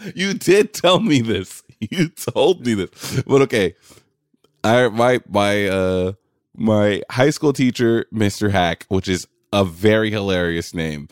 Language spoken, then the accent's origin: English; New York City, New York, United States; I grew up in New York City